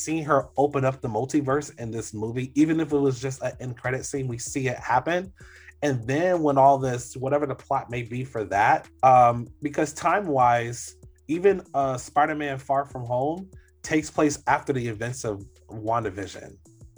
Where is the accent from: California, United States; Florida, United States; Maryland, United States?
Florida, United States; Orlando; I grew up in Orlando